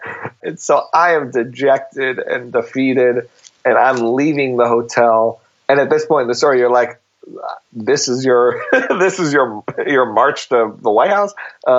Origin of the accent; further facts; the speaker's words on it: Buffalo, New York, United States; Yeah, Buffalo, New York.